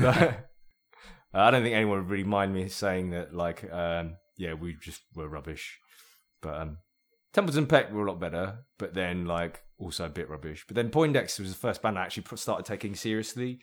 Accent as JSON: {"language": "English", "country": "Myanmar", "also_born_or_lived": "Brighton", "moved": "yes", "said": "I'm from Burma"}